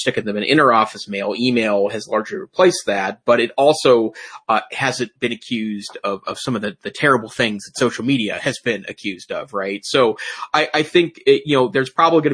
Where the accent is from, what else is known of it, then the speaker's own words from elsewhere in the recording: United States; I'm an American